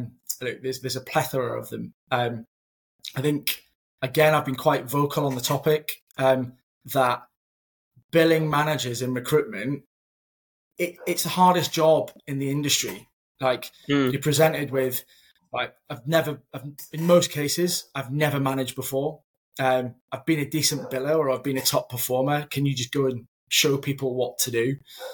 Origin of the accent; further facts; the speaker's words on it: Edinburgh, Scotland, United Kingdom; moved away as an adult; now in Manchester, United Kingdom; When I was relocated from Edinburgh to Manchester, those first couple of months, I was what on earth am I doing? I've left a successful desk, a successful team, and now I'm in a new city, new environment. This Scottish lad, can't tell by the accent now, it's completely gone.